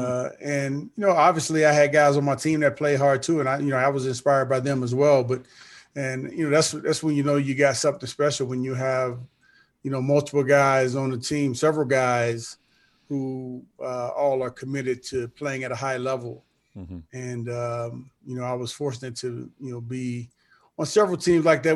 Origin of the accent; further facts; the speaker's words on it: St. Louis, Missouri, United States; growing up the way that I grew up in St. Louis